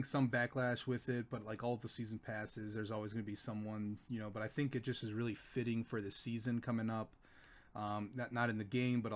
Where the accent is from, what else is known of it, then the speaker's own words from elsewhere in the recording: Wisconsin, United States; moved away; I'm from Wisconsin